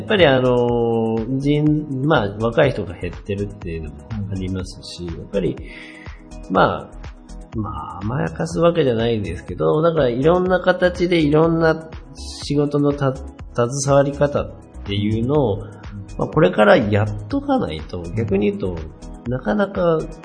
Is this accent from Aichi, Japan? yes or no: no; Wake, Okayama, Japan; 僕の出身和家っていう、和家町っていう町なんですけど